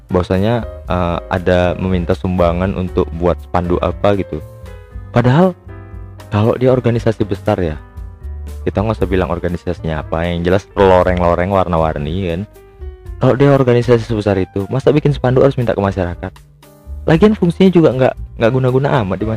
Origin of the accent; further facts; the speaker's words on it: Medan, North Sumatra, Indonesia; padahal aku tuh lahir-lahir di Medan juga besar-besar di Medan tua di Medan juga